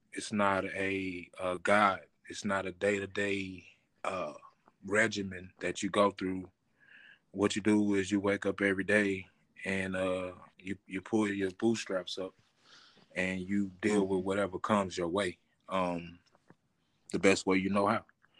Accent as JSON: {"language": "English", "town": "Terrell", "region": "Texas", "country": "United States", "tie": "born there", "said": "We started in the South. Actually, I was born in Terrell, Texas."}